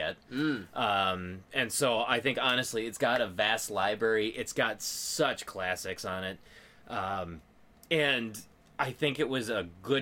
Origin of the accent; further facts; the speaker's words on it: United States; we're American gamers